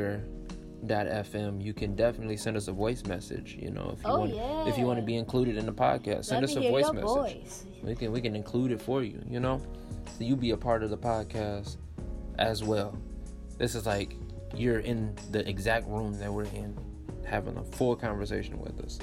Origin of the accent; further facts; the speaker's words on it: Michigan, United States; moved away as an adult; now in Tennessee, United States; I'm also from Michigan.